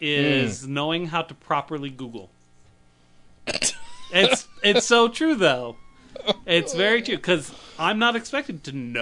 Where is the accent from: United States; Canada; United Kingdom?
United Kingdom; We're actually in England. We're both British.